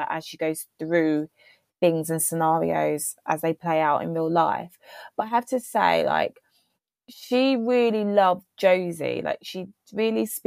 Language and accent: English; United Kingdom; as a British person